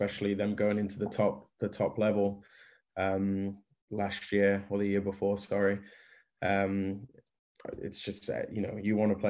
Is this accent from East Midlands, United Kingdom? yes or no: no; Coventry, West Midlands, United Kingdom; I've been very fortunate to play in Coventry in my hometown for this long